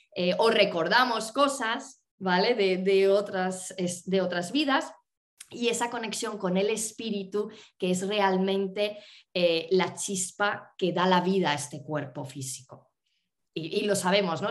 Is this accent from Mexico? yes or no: no; northern Spain, Spain; moved away; conectar con el norte de España, con mi tierra